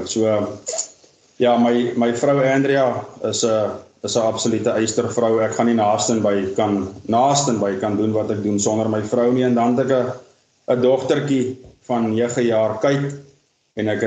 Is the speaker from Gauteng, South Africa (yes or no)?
no; Vredendal, Western Cape, South Africa; born there; Maar nou, ek is gebore in Vredendal in die Weskaap. Um, ons het ons het getrek alhoewel noord toe.